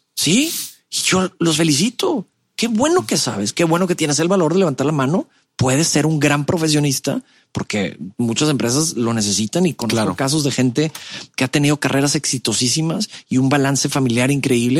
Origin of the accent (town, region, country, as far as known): Monterrey, Nuevo León, Mexico; born or raised there; also born or lived in Mexico City